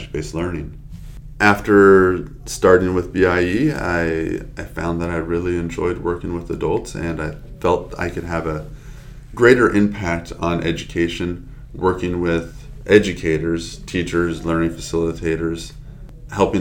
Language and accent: English; San Diego, California, United States; I'm born and raised in San Diego